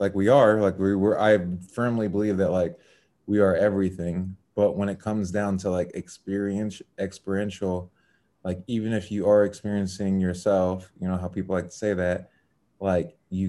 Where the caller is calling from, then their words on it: Chicago, Illinois, United States; I'm in the Chicago area.